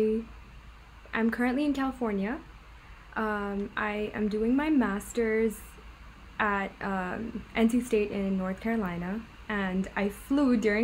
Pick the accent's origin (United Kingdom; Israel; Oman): Oman; Muscat; moved away; also born or lived in Dubai, United Arab Emirates; We grew up in the same city in Oman, in Muscat